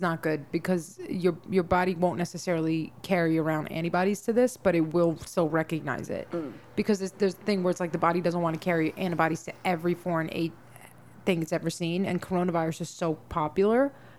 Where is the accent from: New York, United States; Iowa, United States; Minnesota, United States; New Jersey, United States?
New York, United States; New York City; I was raised in the Bronx.